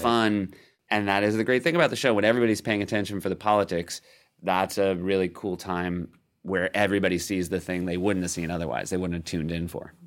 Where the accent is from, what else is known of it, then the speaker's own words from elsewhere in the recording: New Hampshire, United States; also born or lived in Midwest; I consider myself a New Hampshirite one hundred percent.